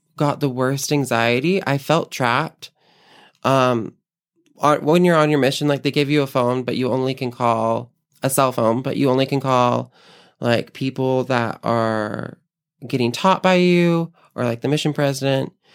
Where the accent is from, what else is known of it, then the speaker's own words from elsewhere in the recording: Lehi, Utah, United States; born and raised in Utah. Um, raised most of my life in Lehigh, Utah, of all places